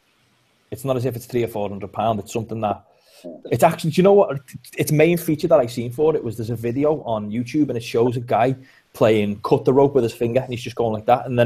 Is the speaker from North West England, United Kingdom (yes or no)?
yes; Liverpool, North West England, United Kingdom; accent: Scouse; I'm from Liverpool